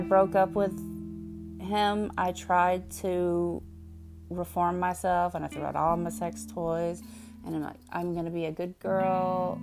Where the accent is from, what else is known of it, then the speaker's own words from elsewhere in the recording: the South, United States; accent: Southern; I am from the South. You can probably tell from my accent